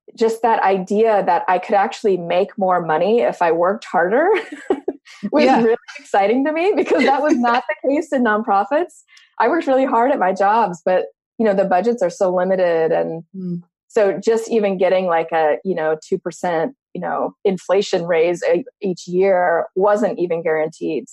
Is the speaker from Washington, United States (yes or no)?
yes; Washington, United States; moved away; also born or lived in New York; I grew up in Washington State